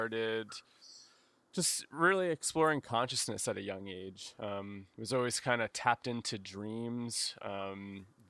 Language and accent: English; New Jersey, United States; I grew up in New Jersey